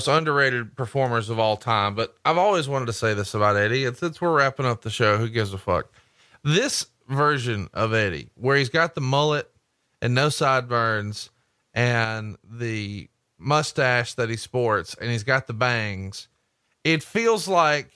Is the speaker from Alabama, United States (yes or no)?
yes; Alabama, United States; I'm from Alabama